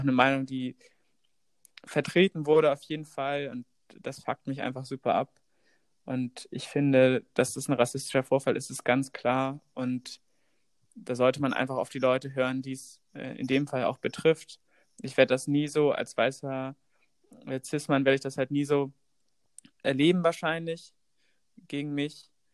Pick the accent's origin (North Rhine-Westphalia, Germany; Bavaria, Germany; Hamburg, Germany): Hamburg, Germany; wir kommen beide aus Hamburg